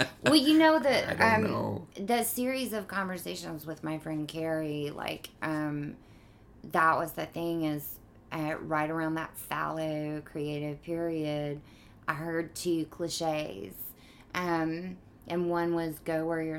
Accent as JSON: {"language": "English", "town": "Mobile", "region": "Alabama", "country": "United States", "tie": "born or raised there", "also_born_or_lived": "Tarrant, Alabama / Connecticut", "moved": "as an adult", "lives_now": "New York, United States", "said": "I grew up in Mobile, and then I went to high school in a small town outside of Birmingham"}